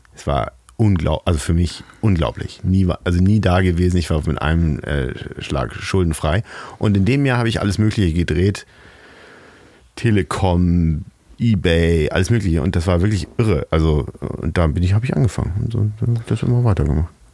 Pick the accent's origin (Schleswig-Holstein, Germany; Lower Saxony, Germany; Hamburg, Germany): Hamburg, Germany; ich bin Hamburger